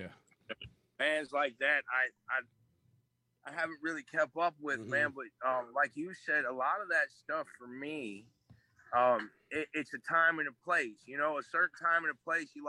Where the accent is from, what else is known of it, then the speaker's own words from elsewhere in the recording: Chicago, Illinois, United States; I grew up in Chicago